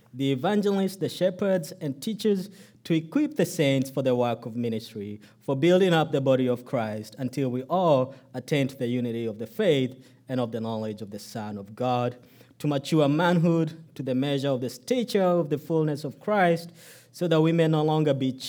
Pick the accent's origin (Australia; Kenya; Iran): Kenya; now in United States; my birth country, Kenya.